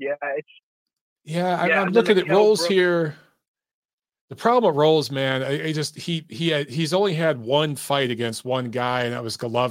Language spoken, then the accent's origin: English; Detroit, Michigan, United States; growing up in Detroit